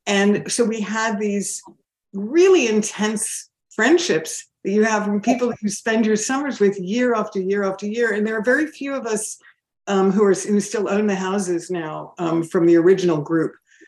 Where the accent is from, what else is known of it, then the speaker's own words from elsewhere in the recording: New Jersey, United States; born there; I was born in New Jersey. My parents bought a Leisurama in 1964, so original owners. And so I've been coming to Montauk virtually all my life.